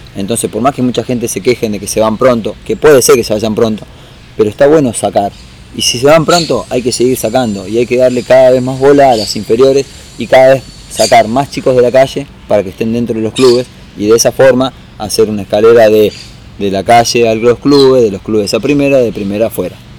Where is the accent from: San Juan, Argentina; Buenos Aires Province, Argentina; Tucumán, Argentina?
San Juan, Argentina; now in Buenos Aires, Argentina; me vine de San Juan